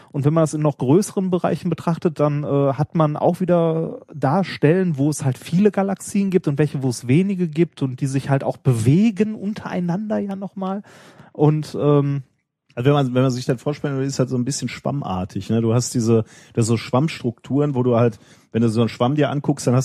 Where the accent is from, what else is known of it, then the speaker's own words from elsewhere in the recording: North Rhine-Westphalia, Germany; ich komme ja auch hier aus dem Pott. Ne, äh, war nie als Kind auch nie groß weg mit meinen Eltern. Wenn wir Urlaub gemacht haben, war es meistens im Sauerland.